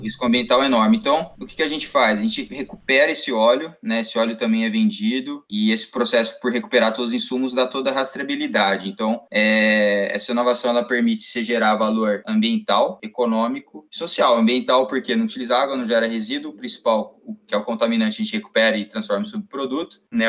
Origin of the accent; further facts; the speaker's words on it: Campinas, São Paulo, Brazil; sou de Campinas, me formei aqui em Campinas